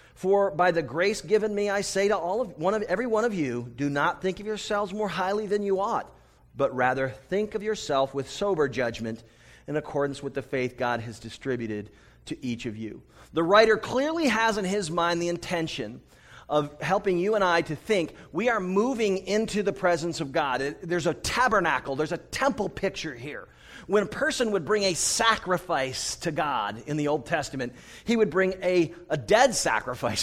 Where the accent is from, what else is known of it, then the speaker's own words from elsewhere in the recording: United States; I'm from the United States